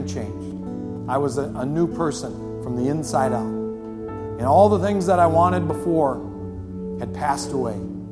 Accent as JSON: {"language": "English", "town": "Superior", "country": "United States", "tie": "born or raised there", "said": "this is my hometown. They didn't ship me in from Toledo. I grew up here in Superior"}